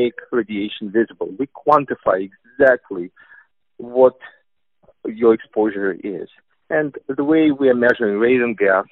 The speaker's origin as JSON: {"language": "English", "country": "Russia", "accent": "Russian", "second_language": "English", "said": "as you can tell from my Russian accent"}